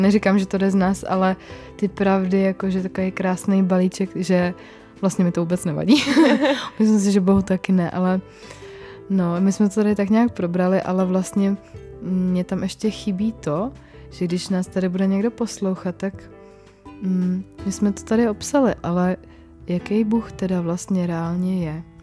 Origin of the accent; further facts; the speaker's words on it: Czechia; my jsme i Češi takový jako ateisti